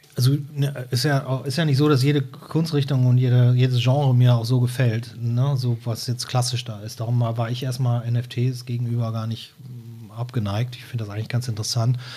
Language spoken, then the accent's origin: German; Brühl, North Rhine-Westphalia, Germany; also born or lived in Cologne; now in Hamburg, Germany; ich bin in Köln geboren und bin in einer Kleinstadt bei Köln aufgewachsen, die heißt Brühl